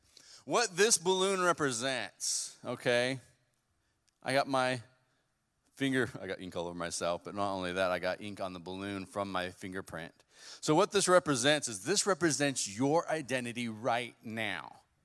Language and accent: English; West Coast, United States; now in Bremen, United States; Well, like Pastor said, I am from the West Coast. I don't know if my voice gives away that much.